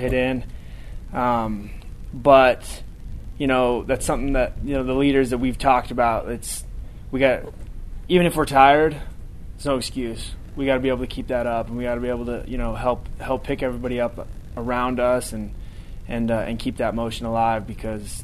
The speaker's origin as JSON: {"language": "English", "region": "Washington", "country": "United States", "tie": "born or raised there", "moved": "as an adult", "said": "I grew up in Washington"}